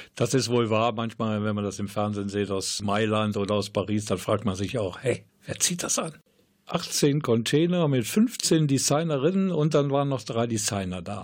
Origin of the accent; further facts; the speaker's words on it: Krefeld, North Rhine-Westphalia, Germany; hier bei uns in Krefeld